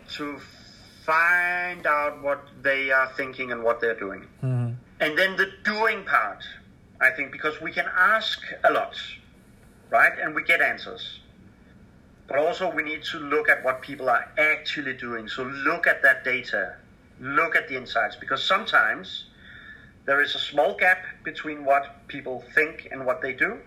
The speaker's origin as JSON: {"language": "English", "country": "Denmark", "said": "I'm from Denmark"}